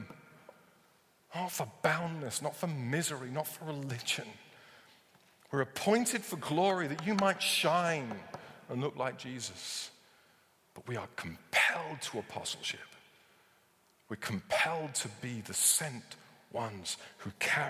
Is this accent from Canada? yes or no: no; United Kingdom; because we're British